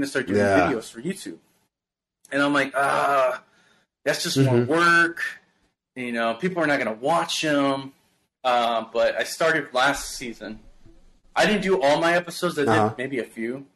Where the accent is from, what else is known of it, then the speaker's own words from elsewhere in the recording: Houston, Texas, United States; this is my community, this is my hometown, this is my city that I represent